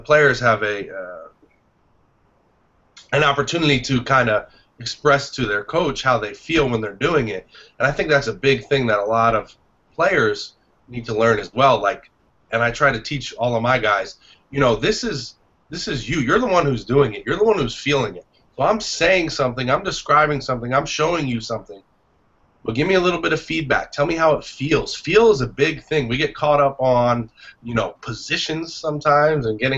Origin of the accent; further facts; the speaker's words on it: Florida, United States; I grew up here down in Florida